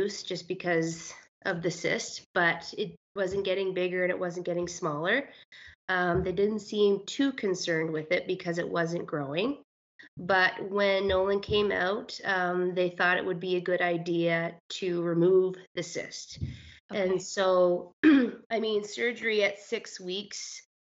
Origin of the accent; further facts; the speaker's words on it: Miramichi, New Brunswick, Canada; moved away as an adult; now in Alberta, Canada; I'm actually from Miramichi, but yeah. My husband and I moved to Alberta in 2014